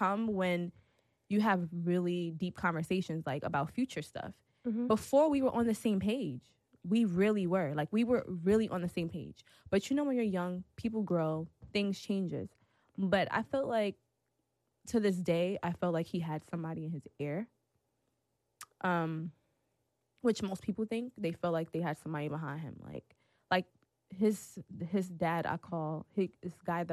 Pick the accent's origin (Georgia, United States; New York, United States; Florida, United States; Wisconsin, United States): New York, United States; New York City; now in Atlanta, United States; I'm from Brooklyn